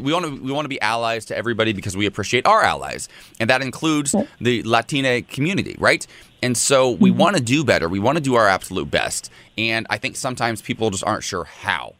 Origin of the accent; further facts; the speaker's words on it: United States; somebody born and raised in the United States